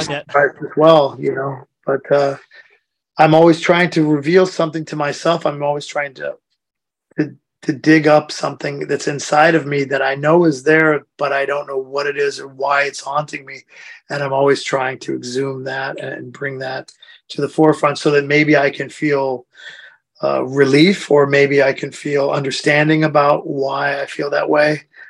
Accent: United States; moved away as an adult; now in Europe; being an American person

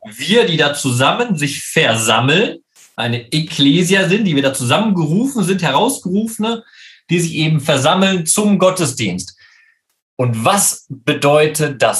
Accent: Leopoldshöhe, North Rhine-Westphalia, Germany; moved away as an adult; now in Jerusalem, Israel; in meiner Heimatgemeinde Leopold Leopoldshöhe

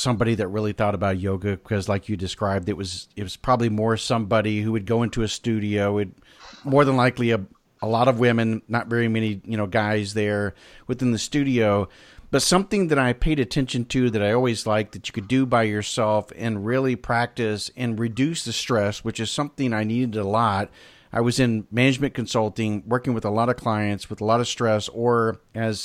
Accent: Pensacola, Florida, United States; I'm from Pensacola

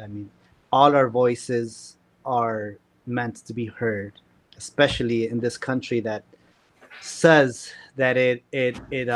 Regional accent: San Luis Potosí, Mexico; moved away as an adult; now in Chicago, United States; I grew up in San Luis Potosí

